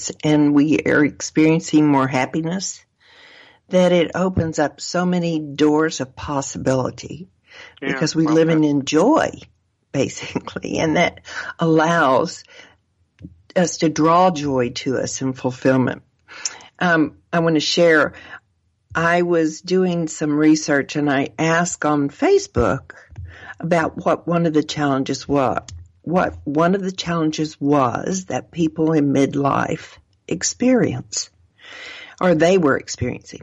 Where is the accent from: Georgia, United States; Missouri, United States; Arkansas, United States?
Arkansas, United States; I was raised in Arkansas